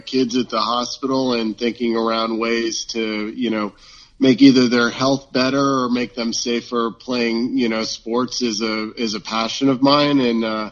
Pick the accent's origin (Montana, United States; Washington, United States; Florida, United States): Florida, United States; moved away as an adult; also born or lived in Gainesville, Florida; now in Seattle, United States; I grew up in Florida, and, you know, we certainly love our football there